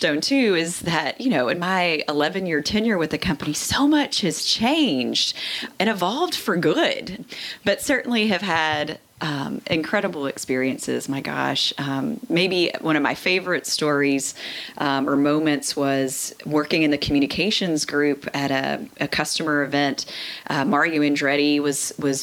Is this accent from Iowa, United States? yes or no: no; Tennessee, United States; I grew up again in Tennessee